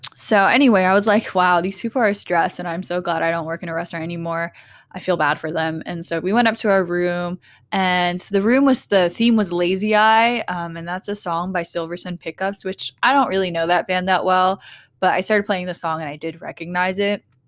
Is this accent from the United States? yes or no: yes; Portland, Oregon, United States; growing up in Portland